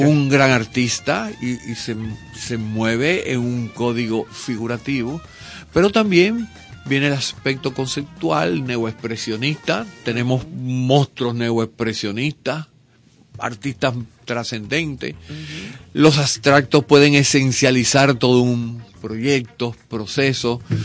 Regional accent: Portuguesa, Venezuela; also born or lived in Caracas, Venezuela; nosotros nos mudamos de Caracas a, un proyecto agrícola en medio del llano en el estado portuguesa

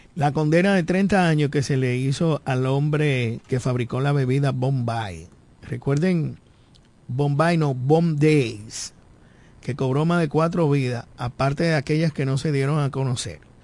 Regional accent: Dominican Republic; todos nosotros, como dominicanos y dominicanas

